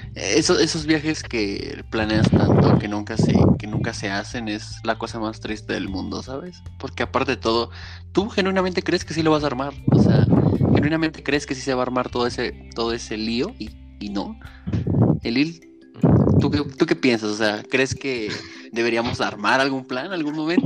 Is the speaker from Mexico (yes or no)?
yes; Mexico; yo soy mexicano